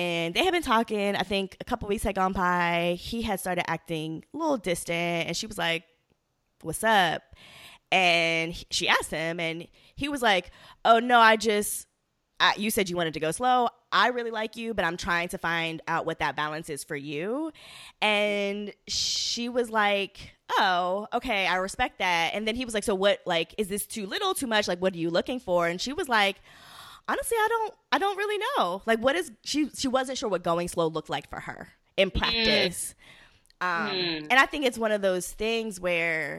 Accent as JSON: {"language": "English", "town": "Baltimore", "region": "Maryland", "country": "United States", "said": "I'm from Baltimore."}